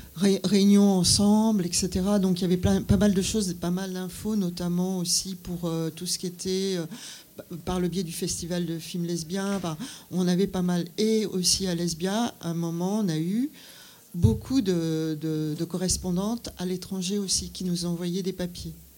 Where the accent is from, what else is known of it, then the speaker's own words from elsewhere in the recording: Brittany, France; moved away; also born or lived in Paris; je venais de Bretagne